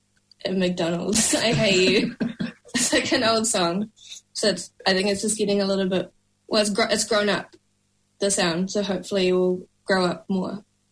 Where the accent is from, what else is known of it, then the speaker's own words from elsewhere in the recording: Wellington, New Zealand; moved away as an adult; now in Auckland, New Zealand; growing up in Wellington